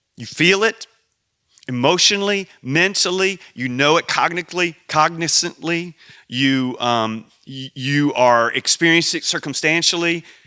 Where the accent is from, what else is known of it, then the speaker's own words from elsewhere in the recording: United States; I'm an American